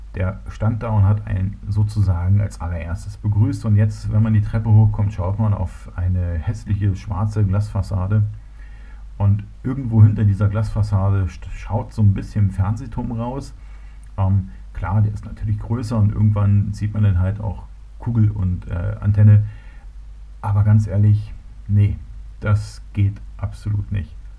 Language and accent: German; Berlin, Germany; moved away as an adult; also born or lived in Munich; now in Bavaria, Germany; ich bin ja Berliner. Ich bin in Berlin geboren worden, bin dort aufgewachsen